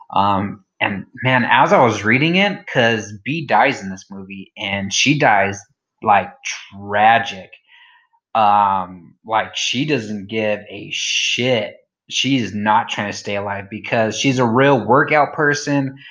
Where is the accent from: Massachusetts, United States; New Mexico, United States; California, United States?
New Mexico, United States; I'm from New Mexico